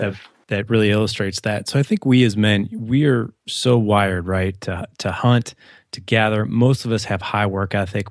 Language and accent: English; St. Louis, Missouri, United States; I grew up in Saint Louis, so Midwest.